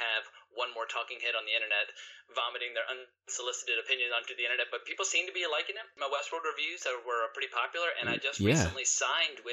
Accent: United States; moved away as an adult; also born or lived in North Carolina / Virginia / California; now in New York, United States; I was brought up in North Carolina, Virginia

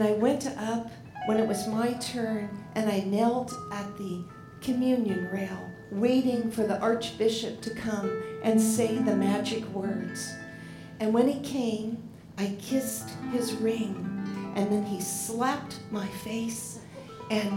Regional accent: Portland, Oregon, United States; I grew up in Portland, so I used to go to dances there

